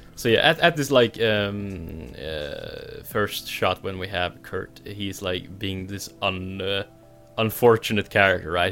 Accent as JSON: {"language": "English", "country": "Norway", "said": "my accent, where I'm from Norway."}